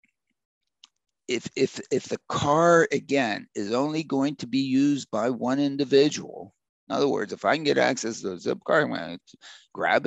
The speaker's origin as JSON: {"language": "English", "town": "Pittsburgh", "region": "Pennsylvania", "country": "United States", "tie": "born or raised there", "said": "I was raised in Pittsburgh"}